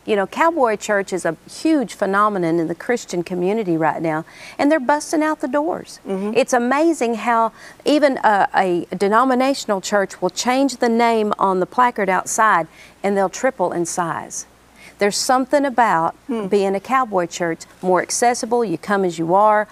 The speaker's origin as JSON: {"language": "English", "region": "Oklahoma", "country": "United States", "tie": "born or raised there", "said": "I'm glad I'm from Oklahoma"}